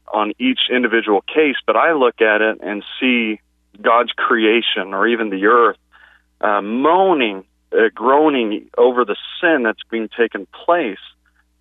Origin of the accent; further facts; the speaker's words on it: California, United States; moved away as an adult; now in Oklahoma, United States; I'm from California, but moved to Oklahoma a few years ago